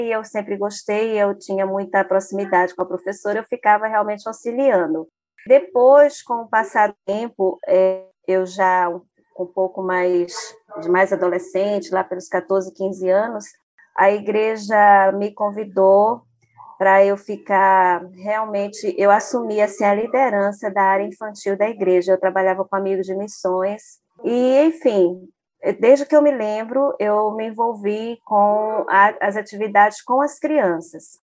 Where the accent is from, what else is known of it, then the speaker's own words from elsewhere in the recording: Porto Velho, Rondônia, Brazil; lá na minha cidade, Porto Velho, Rondônia